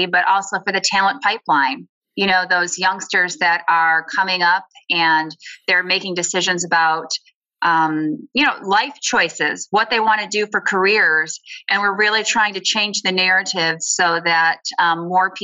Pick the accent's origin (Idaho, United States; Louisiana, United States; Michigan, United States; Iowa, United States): Michigan, United States; Lansing; growing up in Lansing, most of my family members worked